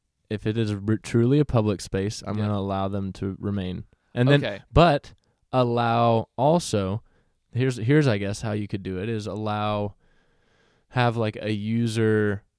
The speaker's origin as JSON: {"language": "English", "region": "Texas", "country": "United States", "said": "we're from Texas"}